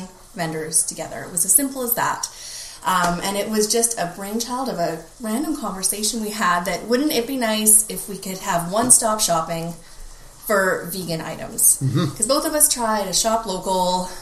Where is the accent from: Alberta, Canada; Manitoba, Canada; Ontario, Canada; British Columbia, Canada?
British Columbia, Canada; Nelson; moved away as an adult; now in Kelowna, Canada; I was born and raised in Nelson